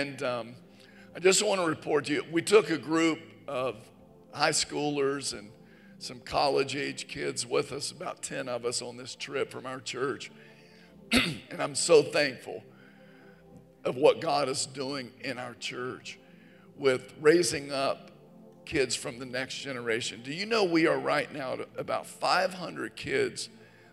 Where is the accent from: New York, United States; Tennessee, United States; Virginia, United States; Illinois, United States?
Virginia, United States; moved away; My home state, Virginia